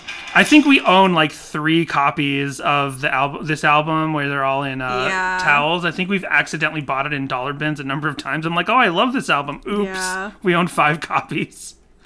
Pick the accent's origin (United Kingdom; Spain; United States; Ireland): Ireland; I'm Irish, by the way.